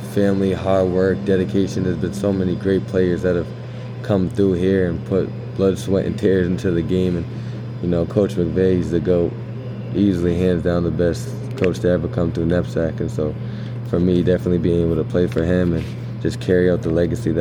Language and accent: English; Somerville, Massachusetts, United States; I'm from Somerville, Massachusetts